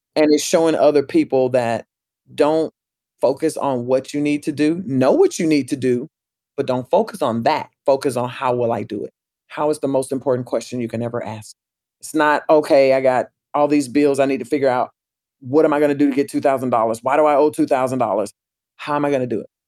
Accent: Pensacola, Florida, United States; my hometown too, Pensacola

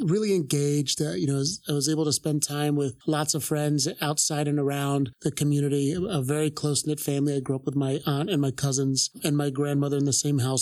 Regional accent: Philadelphia, Pennsylvania, United States; born and raised here in Philadelphia

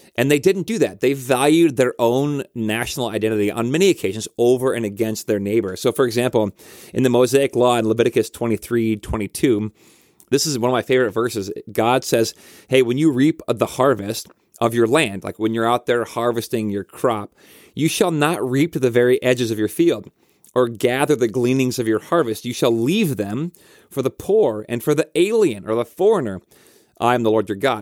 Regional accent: Denver, Colorado, United States; now in Elk River, United States; I grew up in Denver, Colorado, and I love Denver

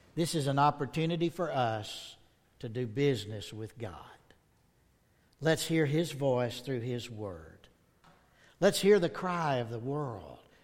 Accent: the South, United States; I'm from the South

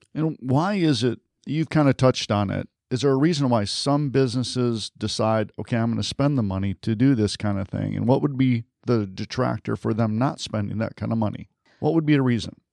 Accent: Detroit, Michigan, United States; moved away; I'm from Detroit originally

